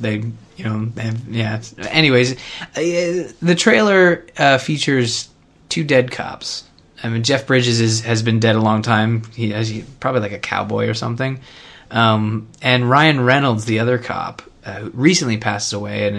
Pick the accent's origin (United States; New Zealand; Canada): Canada; I'm from Canada